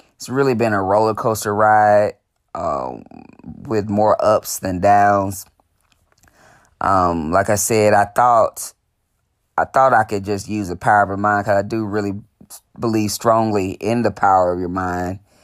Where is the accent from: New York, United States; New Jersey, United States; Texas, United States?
Texas, United States; Dallas; born and raised in Dallas, Texas